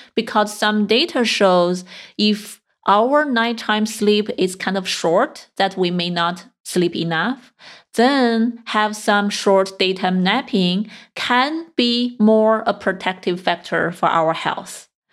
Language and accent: English; China; moved away; I grew up in China